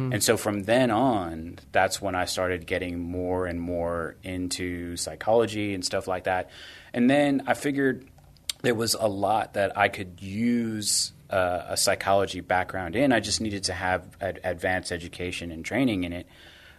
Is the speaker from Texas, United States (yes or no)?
yes; Corpus Christi, Texas, United States; also born or lived in San Antonio; Well, I was born here in San Antonio, but we moved around a lot when I was a kid. So we ended up settling in Corpus Christi, Flower Bluff to be exact, high school, college, graduate school